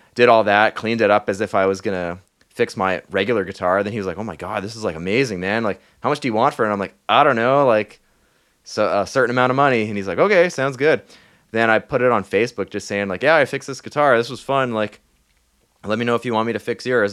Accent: Thunder Bay, Ontario, Canada; moved away; I was in my hometown, uh, Thunder Bay

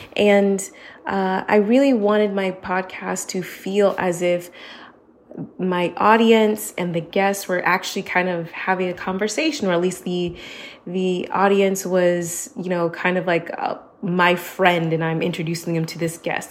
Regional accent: United States; moved away as an adult; now in Barcelona, Spain; I am an American that is based in Barcelona, Spain

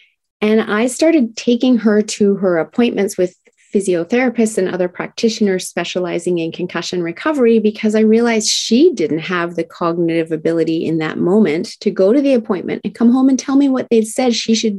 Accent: Tokyo, Japan; I was raised in Tokyo, Japan, and it was the 1970s.

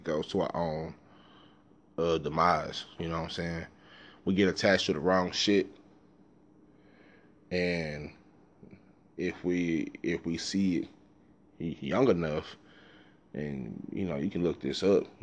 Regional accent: Dallas, Texas, United States; I grew up in South Dallas

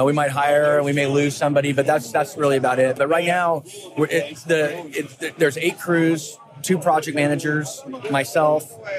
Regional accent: south of Portland, Oregon, United States; I was born in Portland, grew up south of Portland, and then ended up moving back.

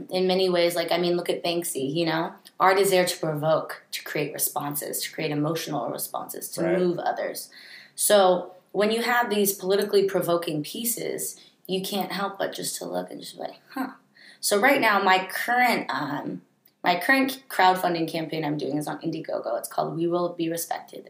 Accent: San Francisco, California, United States; also born or lived in Santa Barbara; growing up in San Francisco, I grew up in a bubble.

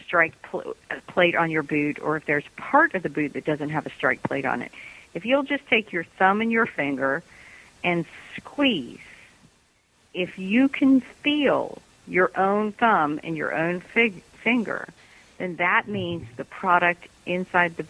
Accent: United States; as an American

